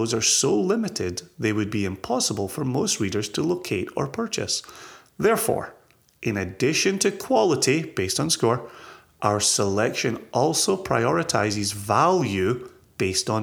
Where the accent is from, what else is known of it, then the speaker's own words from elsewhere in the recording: Scotland, United Kingdom; moved away; my home country